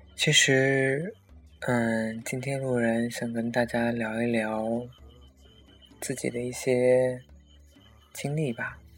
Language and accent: Chinese; Xinjiang, China; 我也是新疆人